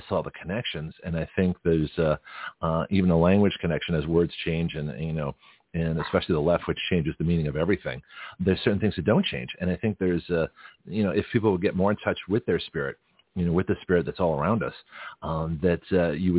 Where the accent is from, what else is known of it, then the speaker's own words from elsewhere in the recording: Canada; I'm Canadian, you know, and I spoke French